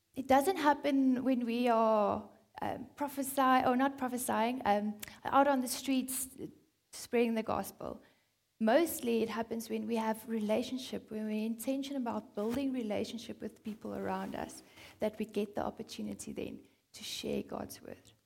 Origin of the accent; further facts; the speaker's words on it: South Africa; I'm a South African